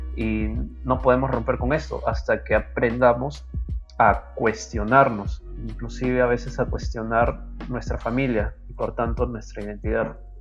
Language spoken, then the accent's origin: Spanish; Peru; qué nos define como peruanos